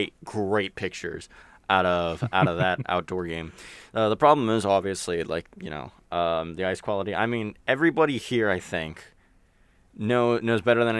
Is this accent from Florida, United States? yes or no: yes; Florida, United States; I think like you, I am also Floridian